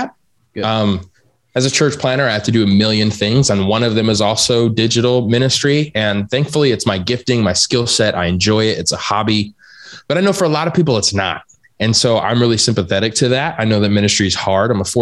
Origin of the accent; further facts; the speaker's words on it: Arizona, United States; I'm from Arizona. So like, I don't even know what a frozen lake is